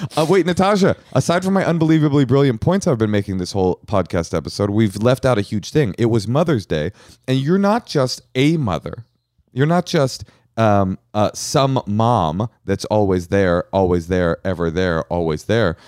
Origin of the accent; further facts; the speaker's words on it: Bay Area, California, United States; I grew up in the Bay Area